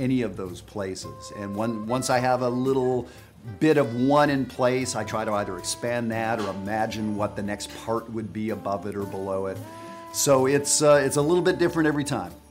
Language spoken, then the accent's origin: English; Western Canada, Canada; I'm from Western Canada